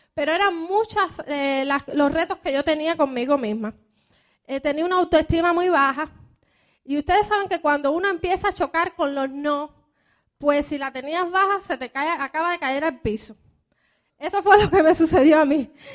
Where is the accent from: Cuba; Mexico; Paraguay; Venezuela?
Cuba; moved away as an adult; also born or lived in Miami, United States; now in United States; como buena cubana